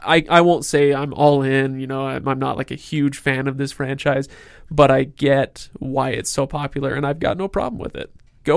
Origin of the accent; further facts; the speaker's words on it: Seattle, Washington, United States; also born or lived in Salt Lake City, United States; You guys, this is my second home, by the way. I'm from Seattle. I say I'm from Seattle and Salt Lake. And so I love Seattle, so screw you.